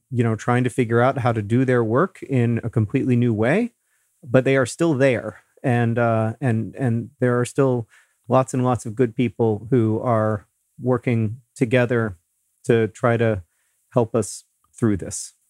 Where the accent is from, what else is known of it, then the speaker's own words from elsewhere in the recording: Indianapolis, Indiana, United States; here in Indianapolis, the, the need here, a, at least in, in my hometown